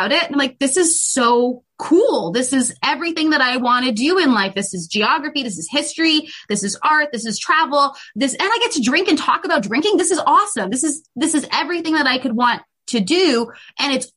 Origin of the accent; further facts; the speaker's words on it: Canada; So I grew up, I was born in Canada and raised in Canada